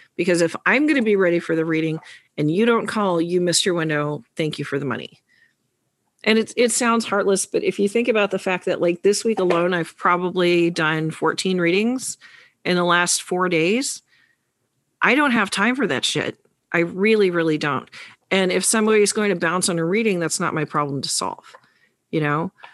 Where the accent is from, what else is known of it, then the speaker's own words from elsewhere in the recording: New York, United States; the New Yorker